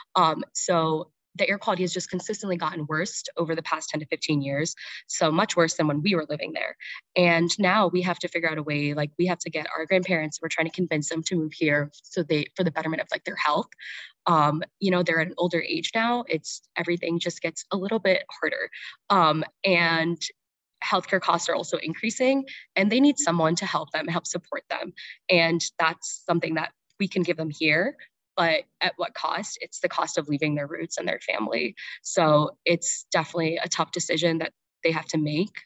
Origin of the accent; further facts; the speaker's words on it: New Jersey, United States; I'm from Jersey